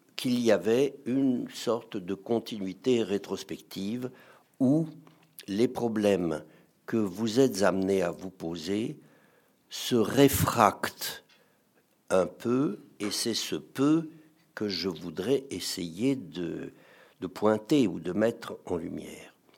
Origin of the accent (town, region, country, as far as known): France